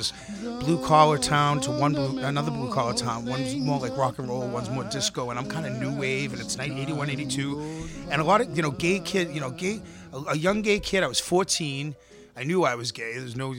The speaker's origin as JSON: {"language": "English", "town": "Boston", "region": "Massachusetts", "country": "United States", "accent": "Boston", "said": "There is a gay accent, and I have it. Combined with a Boston accent, I sound like Boston."}